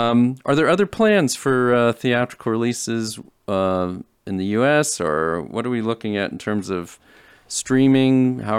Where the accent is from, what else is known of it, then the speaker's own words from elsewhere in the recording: San Antonio, Texas, United States; moved away; I'm from San Antonio.